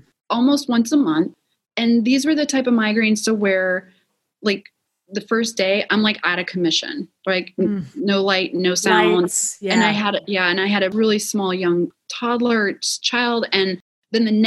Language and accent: English; Wisconsin, United States; I'm originally from Wisconsin.